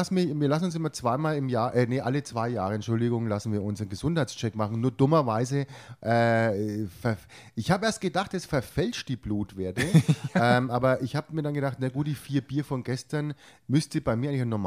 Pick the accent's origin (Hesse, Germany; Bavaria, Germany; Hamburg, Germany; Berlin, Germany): Bavaria, Germany; das muss man auch haben, weil sonst wäre man auch kein Franke.